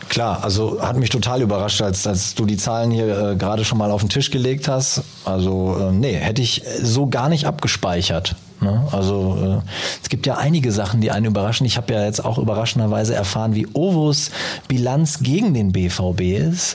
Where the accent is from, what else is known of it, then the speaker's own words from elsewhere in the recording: Münster, North Rhine-Westphalia, Germany; also born or lived in England; Ich bin ja geborener Münsteraner